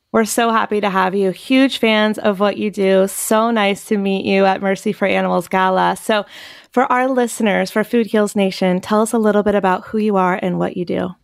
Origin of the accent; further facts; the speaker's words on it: Chapel Hill, North Carolina, United States; moved away; my hometown. Well, I'm from Chapel Hill, North Carolina